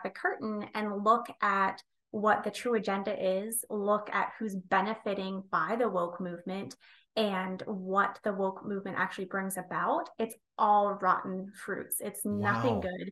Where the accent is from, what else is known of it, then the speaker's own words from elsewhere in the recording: United States; I live in a rural small town